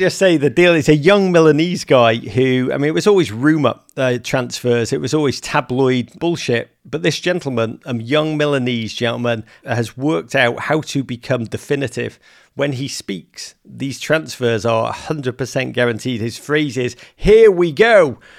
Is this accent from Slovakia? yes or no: no; England, United Kingdom; now in United States; I'm English